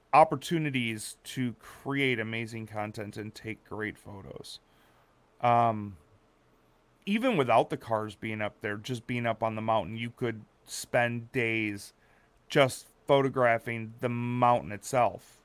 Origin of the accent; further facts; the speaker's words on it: Wisconsin, United States; I grew up in Wisconsin